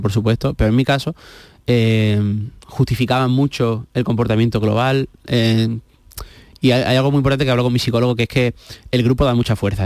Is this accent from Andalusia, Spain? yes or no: yes; Seville, Andalusia, Spain; also born or lived in Huelva; hemos vivido la mayoría del tiempo de nuestra vida en Sevilla. Entonces, pues yo siempre digo que soy de los dos sitios, no me siento nuez y me siento sevillano